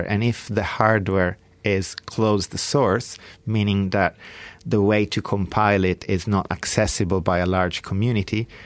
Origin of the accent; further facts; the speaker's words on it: Bra, Piedmont, Italy; now in London, United Kingdom; my hometown of Bra, Italy